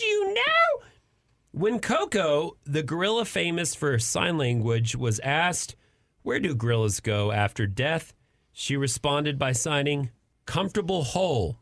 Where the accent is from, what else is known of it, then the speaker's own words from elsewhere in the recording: Amarillo, Texas, United States; I'm not a rancher, even though I'm from Amarillo